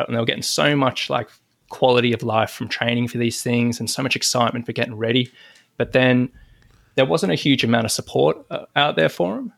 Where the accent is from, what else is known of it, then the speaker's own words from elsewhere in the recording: Sydney, New South Wales, Australia; I'm from Sydney, Australia